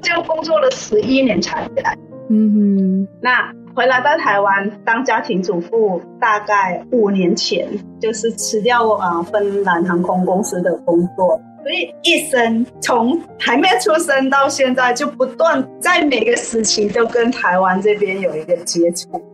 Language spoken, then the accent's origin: Chinese; Thailand; first language Thai; Chinese is a second language; moved away as an adult; now in Kaohsiung, Taiwan; 我们住在泰国，大部分我们都是用泰文